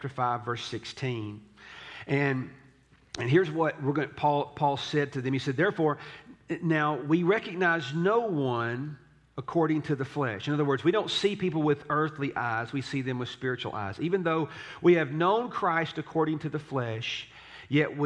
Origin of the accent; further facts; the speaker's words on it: Tullahoma, Tennessee, United States; I grew up in Tullahoma